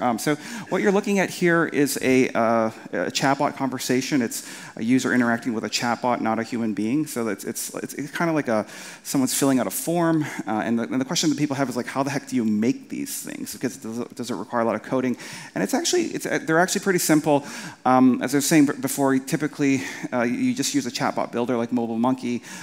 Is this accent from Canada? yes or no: yes; Winnipeg, Manitoba, Canada; I'm from Canada from a from a, from a kind of a place called Winnipeg